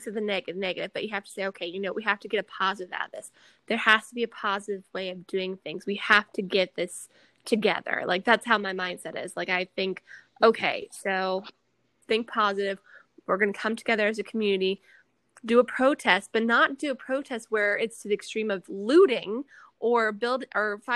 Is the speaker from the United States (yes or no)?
yes; Detroit, Michigan, United States; I grew up in Michigan in the Detroit area